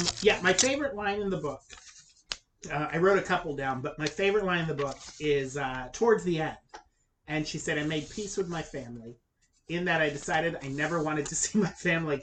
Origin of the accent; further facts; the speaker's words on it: the South, United States; I grew up in the South